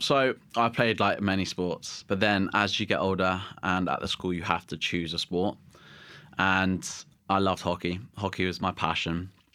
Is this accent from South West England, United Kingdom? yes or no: yes; Somerset, South West England, United Kingdom; also born or lived in Guernsey; I was born in Guernsey, and then I moved to Somerset.